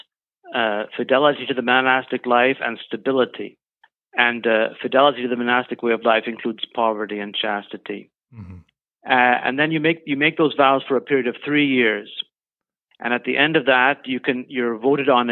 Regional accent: Canada; also born or lived in Germany; now in British Columbia, Canada; I was born in Germany, but we moved to Canada when I was young

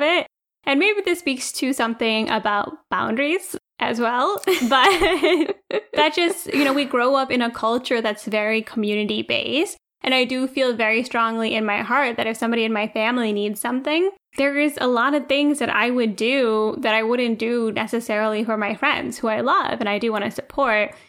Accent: India; now in United States; we're Indian, we take care of our family

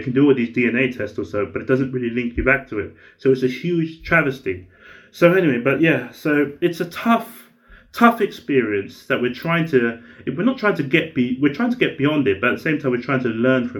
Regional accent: United Kingdom; I'm a British Nigerian writer.

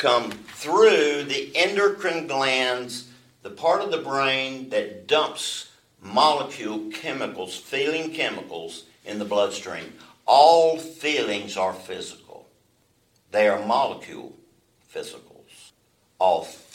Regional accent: Alabama, United States; I was born in Alabama

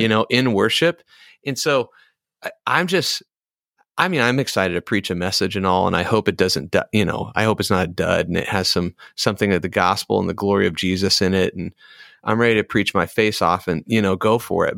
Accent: Iowa, United States; we're from Iowa, guys. There's not a lot going on

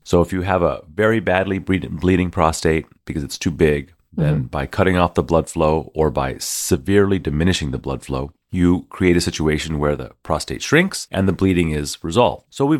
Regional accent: Houston, Texas, United States; I'm from Houston.

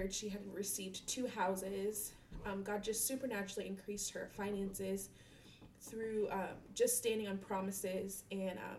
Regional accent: Maryland, United States; also born or lived in Germany / Ashland, Virginia; now in Springfield, Virginia, United States; I'm from, I was raised in Maryland.

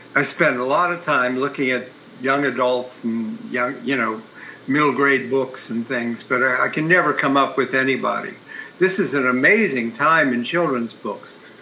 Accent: Columbus, Ohio, United States; my hometown, Columbus, Ohio

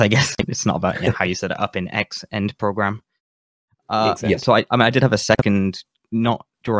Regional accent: United Kingdom; I'm from the UK.

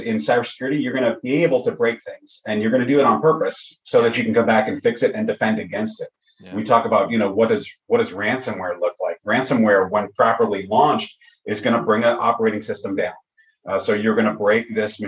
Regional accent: Long Island, New York, United States; also born or lived in Staten Island, New York / Fort Myers, Florida; now in Bossier City, United States; I'm originally from New York, Long Island, lived on Staten Island a number of years

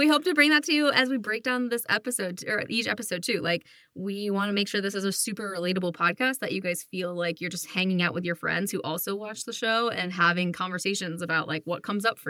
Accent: upstate New York, United States; now in Colorado, United States; I'm from upstate New York originally, and I now live in Colorado with Lacey.

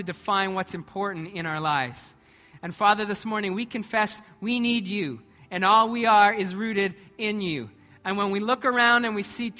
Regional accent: Canada; I'm Canadian, but I'm a Christ follower

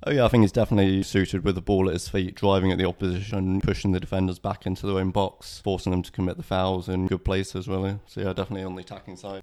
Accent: Birmingham, West Midlands, United Kingdom; now in Budleigh Salterton, United Kingdom; growing up in Birmingham in the mid-nineties

